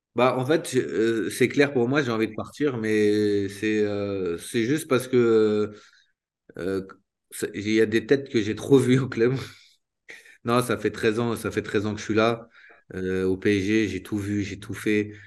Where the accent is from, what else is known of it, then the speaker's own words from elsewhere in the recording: Île-de-France, France; je suis un vrai Parisien